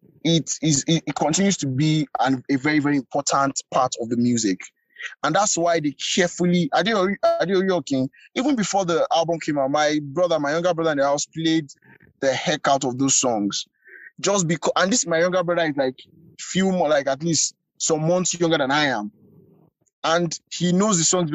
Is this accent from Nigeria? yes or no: yes; Lagos, Nigeria; I grew up in Lagos, I grew up in Bariga, I'm a Bariga boy